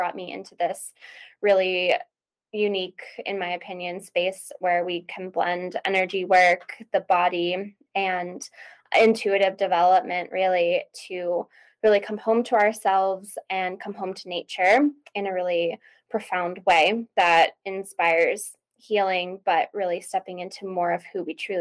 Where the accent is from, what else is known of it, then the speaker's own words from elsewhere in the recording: East Coast, United States; moved away as an adult; now in Idaho, United States; I'm originally from the East Coast. I live on the West Coast now. I live in Idaho